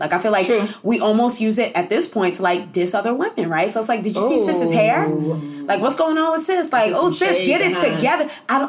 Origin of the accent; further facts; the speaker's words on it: New York City, New York, United States; See, I'm from Brooklyn